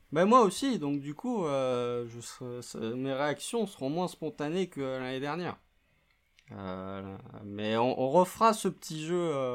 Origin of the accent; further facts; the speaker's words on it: France; accent: French; notre euh, notre accent français